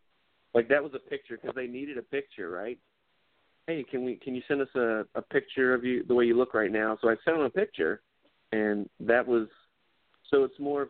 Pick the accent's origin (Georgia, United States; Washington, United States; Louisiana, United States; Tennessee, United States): Georgia, United States; She was like, "Hey," because she thought I was from L.A., and I was like, "No, I'm from Georgia."